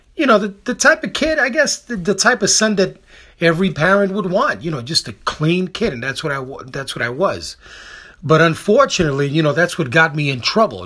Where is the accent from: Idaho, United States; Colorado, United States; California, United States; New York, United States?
New York, United States; New York City; I was born and raised on the Lower East Side. I'm a product of New York City back in the sixties and the seventies